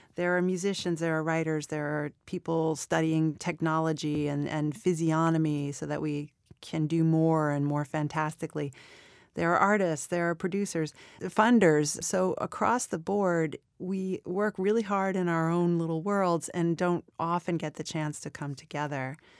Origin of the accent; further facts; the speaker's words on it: New York City, New York, United States; I was born in Flushing, New York. I was raised in Queens, and when I was in middle school, my family bought a crazy Catskills resort. And we moved upstate